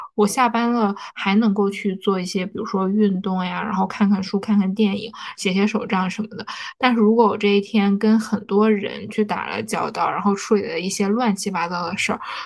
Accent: Northeast China, China; 因为我作为一个东北人，其实每年到了冬天，我都要重新去购入一双雪地靴

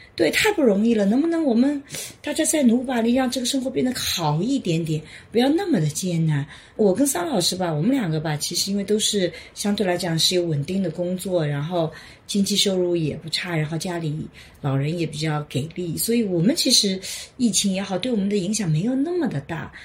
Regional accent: China; 我们中国人以前都有首相一年嘛

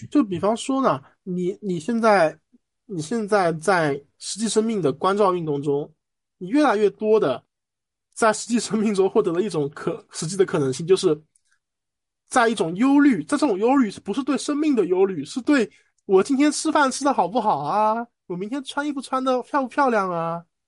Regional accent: Shanghai, China; 我本身上海长大了

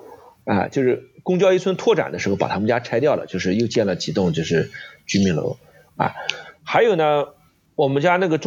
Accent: Nanjing, Jiangsu, China; 我小时候生活在在鸡鸣寺一带，

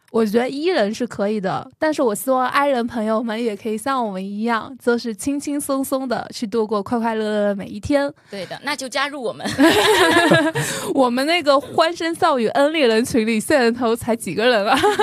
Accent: Jiangxi, China; moved away; 我就说我来自江西吗

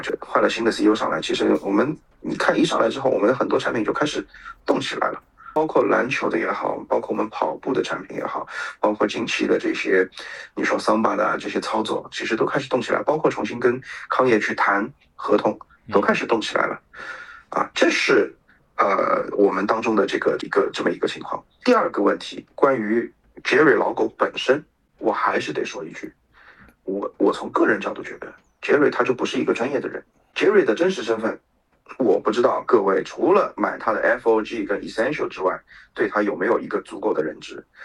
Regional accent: China; 我们中国人

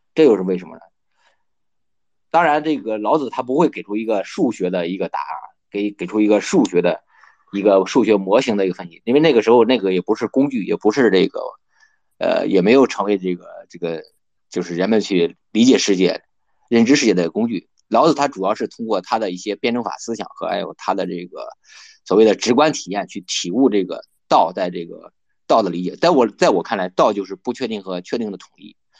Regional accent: China; 不像我们中国人能对《孙子兵法》能够有一个

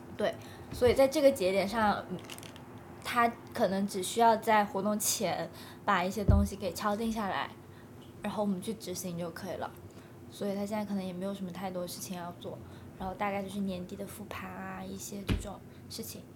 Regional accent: southern China, China; accent: 塑普 (Cantonese/Guangdong-accented Mandarin); 我们都是南方人，都讲素谱

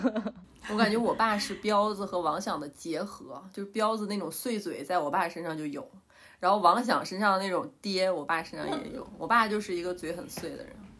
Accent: Northeast China, China; moved away; 虽然我是东北人

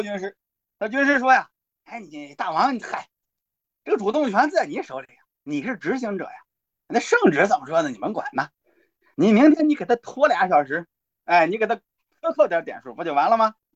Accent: China; 我们中国人

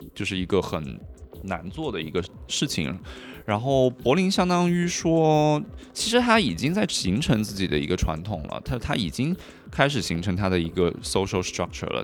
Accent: Hunan, China; born or raised there; also born or lived in Guangdong / Paris / Berlin; now in Shanghai, China

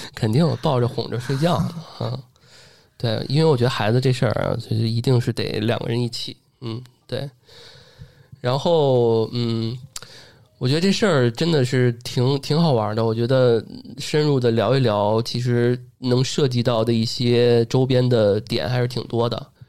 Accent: Beijing, China; 因为我一北京土生土长，但是最后我还得交借读费、赞助费

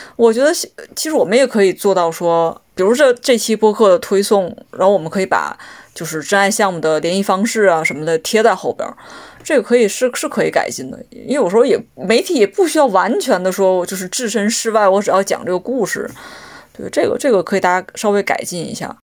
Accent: Liaoning, China; 我是辽宁人

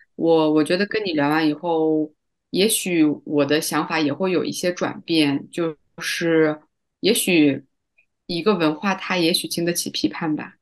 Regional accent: Tacheng, Xinjiang, China; moved away as an adult; also born or lived in Beijing; 我从北京就是时隔两年回到，回到新疆，回到我的这个小塔城

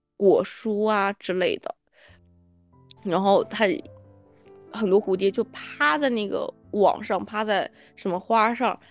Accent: China; 我说我中国人

